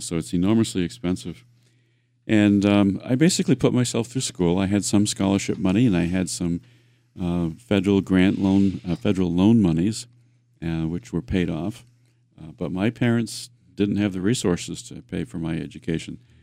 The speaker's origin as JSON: {"language": "English", "town": "Worcester", "region": "Massachusetts", "country": "United States", "tie": "born or raised there", "said": "I grew up in the Worcester area."}